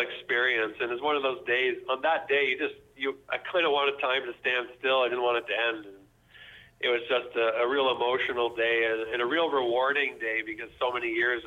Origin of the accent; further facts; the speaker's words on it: Ontario, Canada; moved away as an adult; Growing up in Ontario